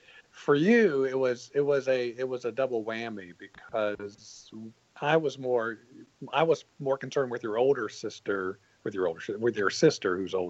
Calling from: Lexington, South Carolina, United States; From beautiful Lexington, South Carolina.

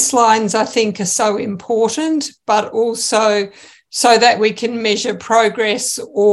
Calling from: Australia; So, yes, I'm joining from Australia

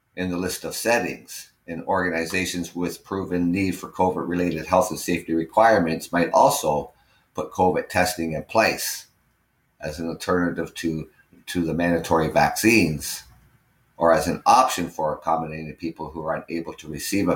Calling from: Ontario, Canada; I'm live from Ontario, Canada.

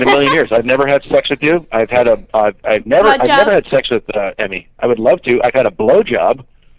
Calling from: Hollywood, California, United States; calling from Little Place in Hollywood.

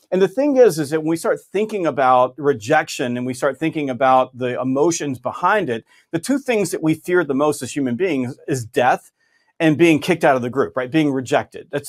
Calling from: Augusta, Georgia, United States; I'm in Augusta, Georgia.

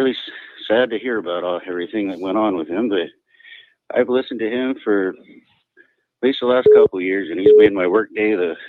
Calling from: Yuma, Arizona, United States; Oh, I'm in Arizona. Okay. Yuma. Yeah, where all that sheriff stuff is going on, so it's kind of interesting.

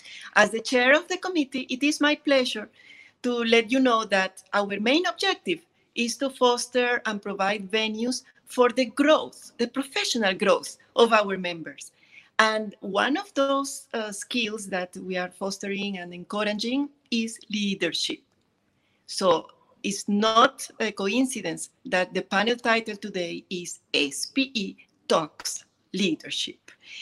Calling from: Kuwait; I am connecting from Kuwait in what is the end of a very sunny day, beautiful day in Kuwait.

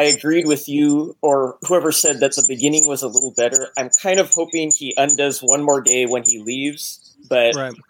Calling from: Los Angeles, California, United States; Hey, I'm from Los Angeles, California.

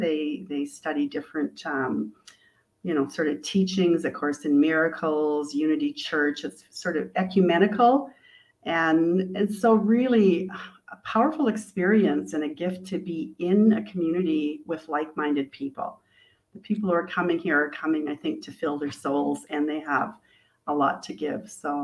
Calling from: Ajijic, Jalisco, Mexico; I am zooming in from Mexico, Ajica.

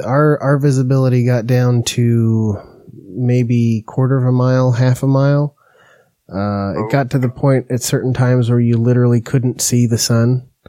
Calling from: Medford, Oregon, United States; I'm in Medford. {S1} In where? {S0} Medford, Oregon.

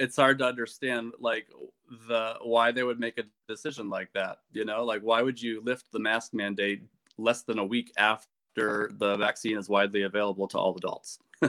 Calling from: Goshen, Indiana, United States; I am calling from my home in Goshen, Indiana. And Goshen is part of Elkhart County.

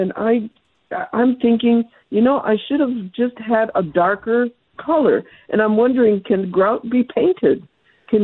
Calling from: Tucson, Arizona, United States; I'm calling from Tucson

